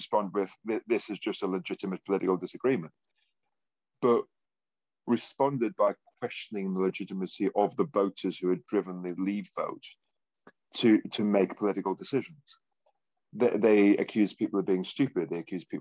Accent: Consett, North East England, United Kingdom; I was born in Consett in County Durham. And I think I was 4 or 6 when the steelworks closed.

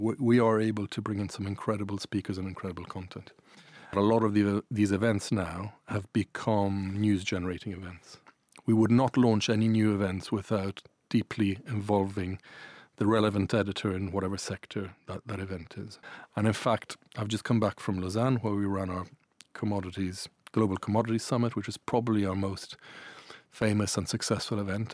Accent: Ireland; accent: Irish; also born or lived in Italy; I'm Irish Italian. You might hear an Irish accent

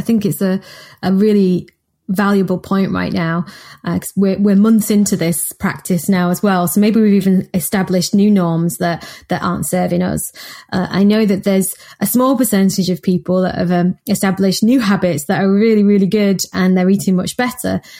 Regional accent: Manchester, North West England, United Kingdom; I'm from Manchester

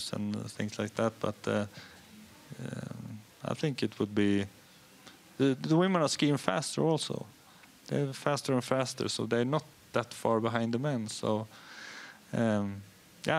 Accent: Hede, Jämtland, Sweden; I'm from Hede, and it's one of the only ski jumping hills in Sweden

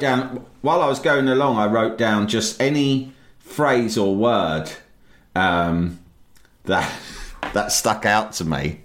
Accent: London, United Kingdom; I'm from London

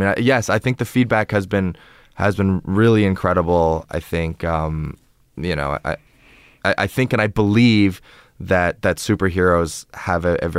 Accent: San Francisco, California, United States; like two Asian American, you know, 20-somethings growing up in San Francisco and going to karaoke together and like

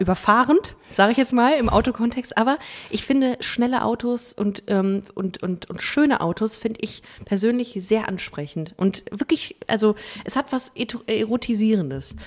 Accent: Düsseldorf, North Rhine-Westphalia, Germany; ich bin ja in Düsseldorf groß geworden

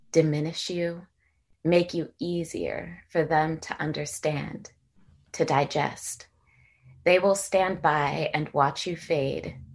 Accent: San Jose, California, United States; moved away as an adult; also born or lived in Washington, D.C.; I grew up in San Jose, California.

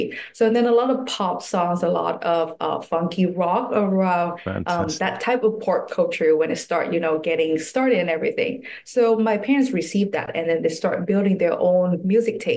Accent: Hanoi, Vietnam; moved away as an adult; now in Taipei, Taiwan; I was born and raised the whole time in Hanoi, Vietnam

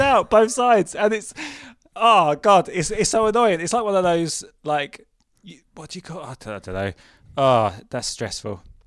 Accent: England, United Kingdom; accent: southern

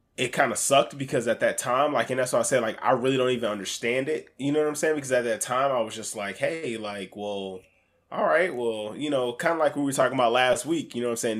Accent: Alaska, United States; I grew up in Alaska.

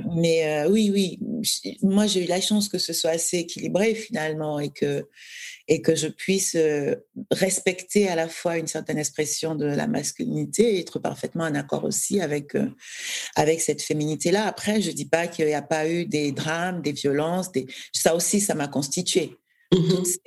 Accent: Douala, Littoral, Cameroon; moved away as an adult; now in France; j'ai j'ai grandi à Douala, euh, j'ai fait mes études jusqu'au bac

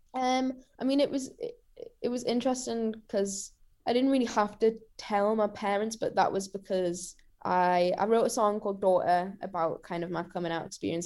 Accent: Newcastle upon Tyne, North East England, United Kingdom; Riverside's, like, a pretty iconic venue in Newcastle, and it's my hometown show

